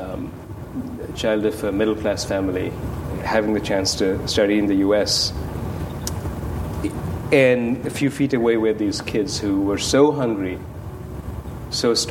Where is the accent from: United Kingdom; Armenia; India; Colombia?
India; Kolkata, West Bengal; moved away as an adult; now in United States; I grew up in Calcutta